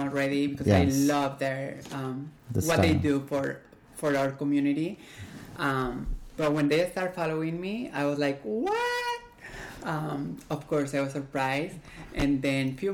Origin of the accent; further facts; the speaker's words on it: Mexico; moved away as an adult; now in Washington, D.C., United States; I'm actually Mexican. I was born and raised in Mexico, moved to D.C. about 11 years ago